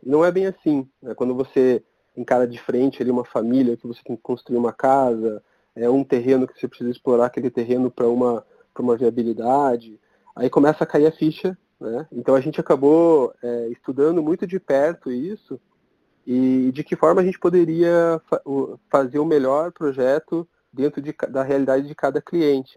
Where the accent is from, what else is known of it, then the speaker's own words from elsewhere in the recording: Curitiba, Paraná, Brazil; eu sou curitibano